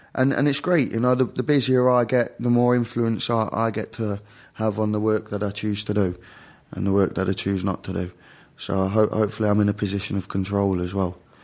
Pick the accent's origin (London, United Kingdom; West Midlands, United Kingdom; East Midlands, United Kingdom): East Midlands, United Kingdom; Derby; The U K, the very central regions of the U K. A place called Derby